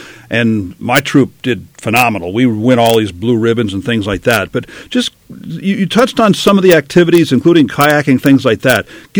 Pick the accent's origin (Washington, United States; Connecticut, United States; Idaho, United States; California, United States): California, United States; Southern; moved away; had a great experience in my days growing up in Southern California